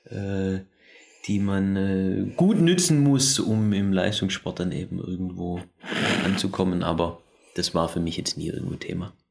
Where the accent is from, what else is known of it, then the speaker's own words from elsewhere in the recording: Germany; also born or lived in Vorarlberg, Austria; now in Austria; vor allem in Deutschland. In der Zeit, in der Region, wo ich groß geworden bin